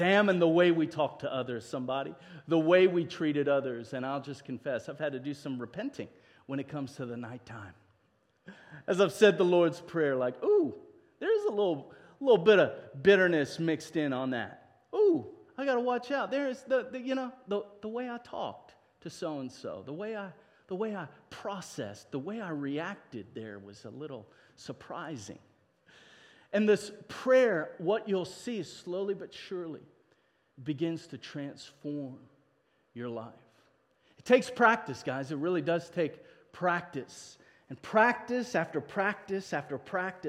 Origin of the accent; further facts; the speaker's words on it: South Africa; now in United States; as a South African, when we came over to immigrate